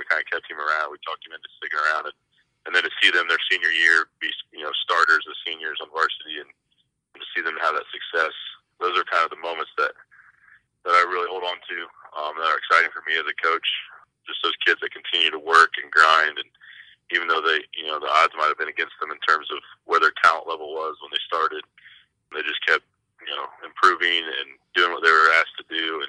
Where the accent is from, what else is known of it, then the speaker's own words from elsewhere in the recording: New Castle, Indiana, United States; I went to Newcastle High School.